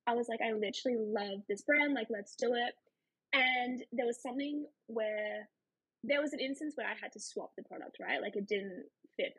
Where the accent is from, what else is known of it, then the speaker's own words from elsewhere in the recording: Australia; also born or lived in Canada; I am from Australia.